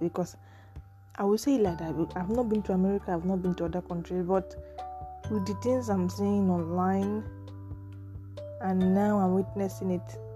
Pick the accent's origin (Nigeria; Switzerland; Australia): Nigeria; I'm from Nigeria